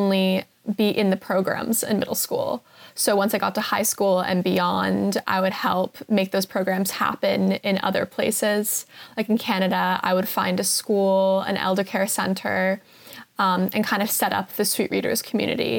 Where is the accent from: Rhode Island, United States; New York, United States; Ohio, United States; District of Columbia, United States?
New York, United States; New York City; I was born and raised in New York City.